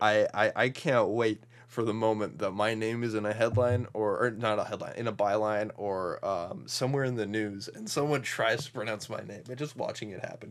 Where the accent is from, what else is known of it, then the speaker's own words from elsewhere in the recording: Midwest, United States; we're both from the Midwest